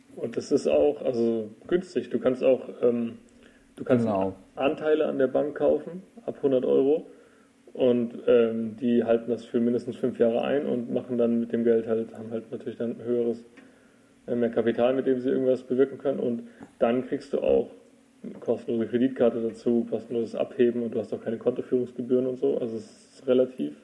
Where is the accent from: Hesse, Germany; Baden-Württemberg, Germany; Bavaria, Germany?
Baden-Württemberg, Germany; Freiburg; Ich bin ja auch aus Freiburg